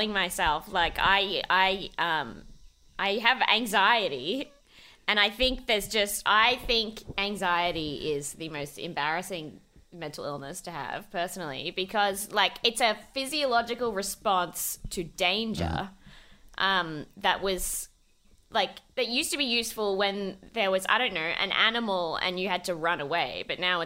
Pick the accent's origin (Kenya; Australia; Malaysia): Australia; Melbourne, Victoria; also born or lived in Macedon Ranges, Victoria; I grew up in like the western suburbs, sort of moving of Melbourne